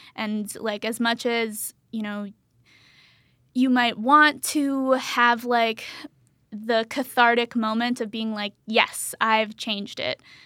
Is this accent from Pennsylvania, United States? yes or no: yes; Pennsylvania, United States; I'm from Pennsylvania